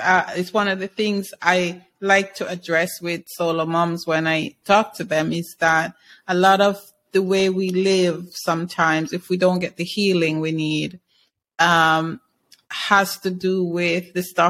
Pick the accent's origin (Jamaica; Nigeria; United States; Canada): Jamaica; I can relate to that being Jamaican